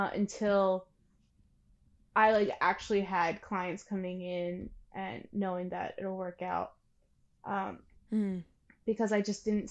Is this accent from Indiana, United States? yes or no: no; Pennsylvania, United States; also born or lived in New Jersey; I'm from Pennsylvania now, but I was born in South Jersey. And then through moving, I am in Pennsylvania again. Most of my life that I fully remember has been in Pennsylvania.